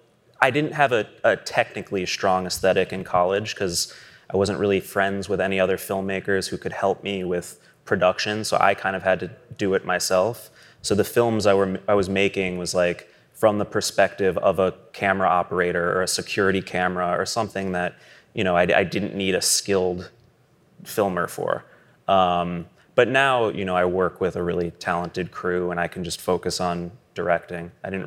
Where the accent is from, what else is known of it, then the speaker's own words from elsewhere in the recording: New York, United States; I'm born and raised in New York, so I never had a driver's license.